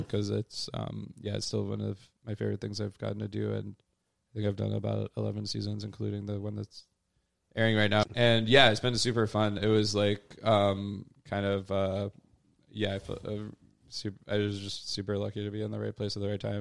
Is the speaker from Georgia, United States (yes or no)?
no; Louisville, Kentucky, United States; moved away as an adult; also born or lived in Wisconsin / Chicago; now in New York, United States; I did grew up in Louisville